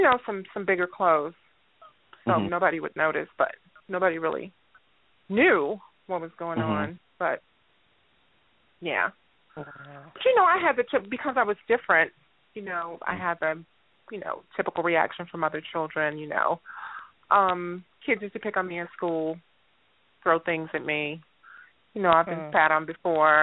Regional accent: Gary, Indiana, United States; I'm from Gary, Indiana

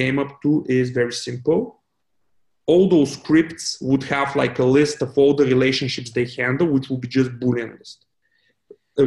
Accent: Bulgaria; when I was like growing up, it was a real pain because I didn't have any money and like my parents wouldn't like bring me to Sofia for IT events

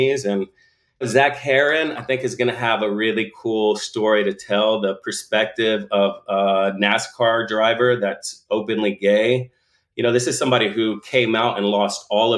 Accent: Bastrop, Texas, United States; we grew up just outside of Austin, just outside of Bastrop, Bastrop being a really cute small town where I went to high school.

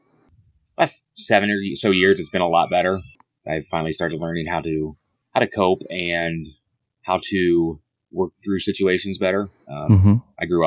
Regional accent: Indiana, United States; moved away as an adult; also born or lived in South Carolina; I grew up in Indiana

